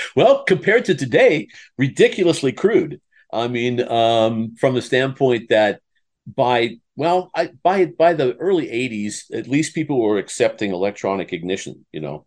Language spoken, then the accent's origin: English; Iowa, United States; I, I grew up in Iowa